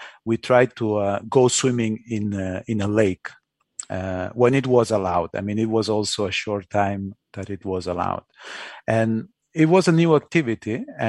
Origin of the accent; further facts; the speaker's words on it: Spain; I'm from Spain, so I'm used to, you know, Spanish ways